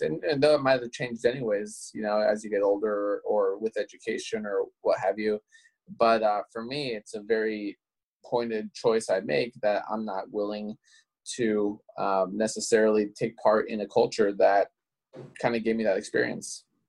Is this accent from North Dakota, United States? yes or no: no; Alaska, United States; growing up in Alaska